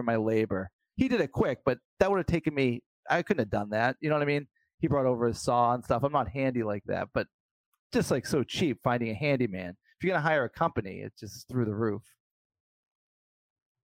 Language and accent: English; near Boston, Massachusetts, United States; I grew up near Boston